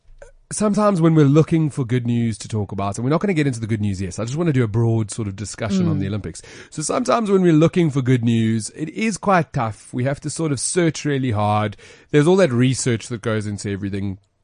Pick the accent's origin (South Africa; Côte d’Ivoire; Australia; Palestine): South Africa; us being proudly South African, man.